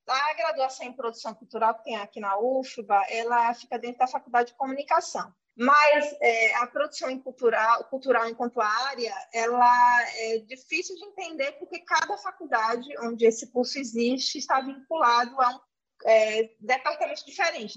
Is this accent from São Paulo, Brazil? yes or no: no; Senhor do Bonfim, Bahia, Brazil; eu sou sertaneja, eu sou natural de uma cidade chamada Senhor do Bonfim, que fica no semiárido